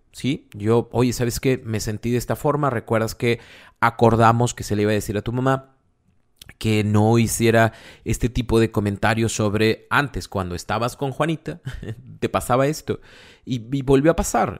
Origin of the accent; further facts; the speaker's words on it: Monterrey, Nuevo León, Mexico; somos de Monterrey